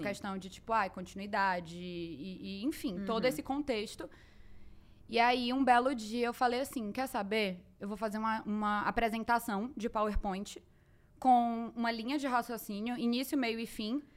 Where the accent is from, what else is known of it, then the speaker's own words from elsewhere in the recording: Fortaleza, Ceará, Brazil; nasci em Fortaleza, Ceará, minha terra.